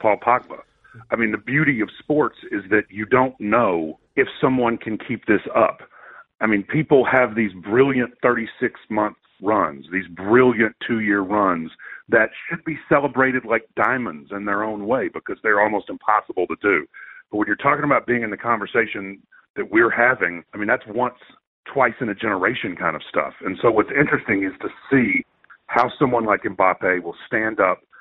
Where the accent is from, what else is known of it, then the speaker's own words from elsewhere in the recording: United States; I'm an American.